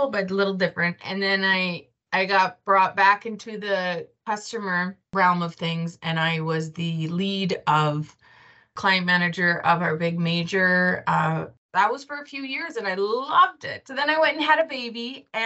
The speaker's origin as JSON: {"language": "English", "town": "Bienfait", "region": "Saskatchewan", "country": "Canada", "said": "from Bienfait"}